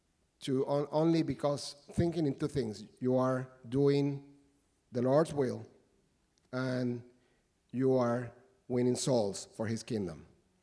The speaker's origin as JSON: {"language": "English", "country": "Puerto Rico", "also_born_or_lived": "Uruguay", "moved": "as an adult", "lives_now": "United States", "said": "we were living in my home country, Puerto Rico"}